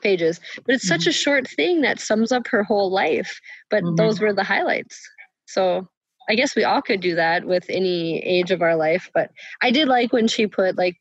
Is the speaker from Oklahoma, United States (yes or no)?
no; Velva, North Dakota, United States; I'm originally from Velva